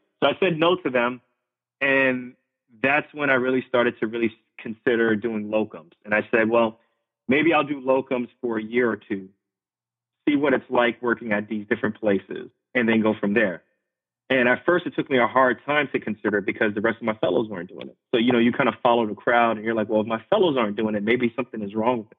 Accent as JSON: {"language": "English", "town": "Queens", "region": "New York", "country": "United States", "tie": "born or raised there", "said": "Like, I grew up in New York City. I grew up in Left Rack City, if anybody's familiar with that. Spent like the first 10 years of my life in Left Rack City in Queens"}